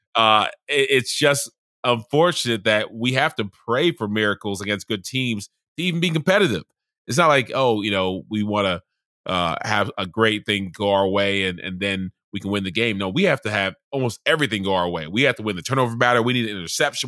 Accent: Charleston, South Carolina, United States; moved away; also born or lived in Baltimore / Atlanta; I grew up in Charleston, South Carolina

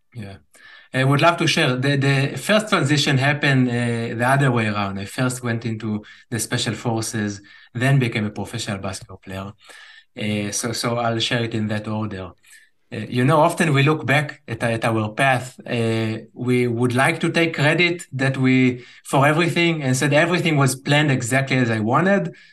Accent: Israel; growing up in Israel

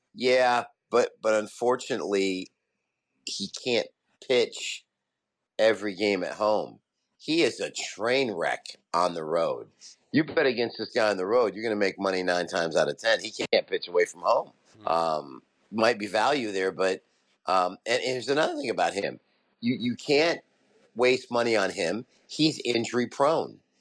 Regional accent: Las Vegas, Nevada, United States; I'm from Vegas.

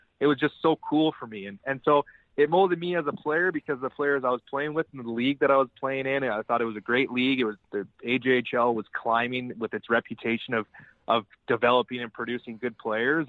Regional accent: Calgary, Alberta, Canada; moved away; in Calgary, in my hometown, sleep my own bed

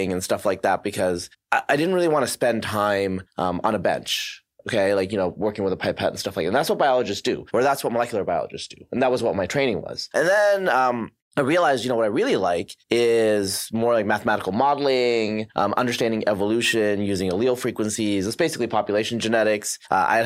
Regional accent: Oregon, United States; also born or lived in Bangladesh / upstate New York; I spent most of my, I'd say, formative years, adolescence in Oregon, Eastern Oregon, Western Oregon

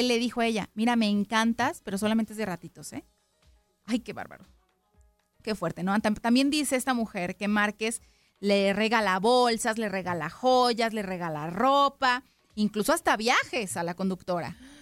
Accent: Mexico; yo como mexicana

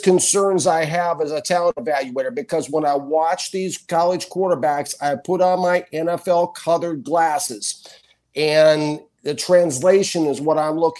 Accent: Minnesota, United States; now in Key West, United States; I'm from Minnesota

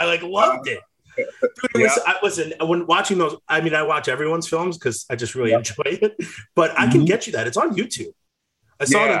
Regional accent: New York, United States; I'm from New York

